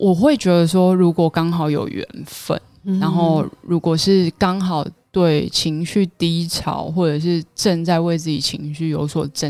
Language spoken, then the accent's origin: Chinese; Chiayi, Chiayi City, Taiwan; also born or lived in Douliu; 那我回嘉义，我我是嘉义人，